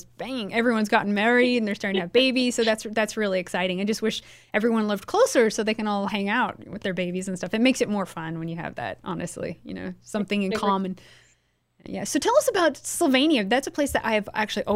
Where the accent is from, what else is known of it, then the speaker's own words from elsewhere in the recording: the Northwest, Pacific Northwest, United States; moved away; I'm originally from the Northwest, you know, Portland and Seattle